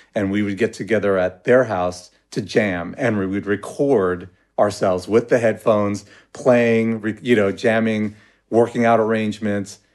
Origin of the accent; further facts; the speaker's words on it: Los Angeles, California, United States; I was from Pacoima